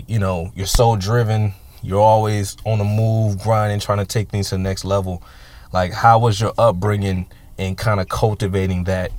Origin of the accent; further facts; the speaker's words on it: Richmond, United States; growing up in Richmond and stuff like that, you know, obviously, you know, living in the hood and having a certain mentality